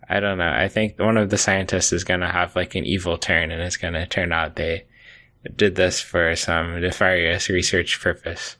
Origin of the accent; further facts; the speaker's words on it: United States; as an American